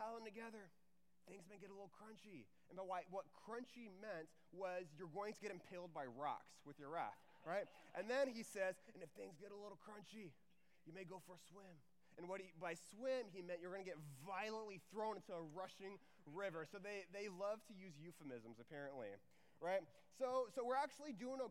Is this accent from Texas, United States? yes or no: yes; Houston, Texas, United States; also born or lived in Waco, Texas / Dallas, Texas; I'm from Texas, so my parents grew up in Texas, and then I grew up in the Houston area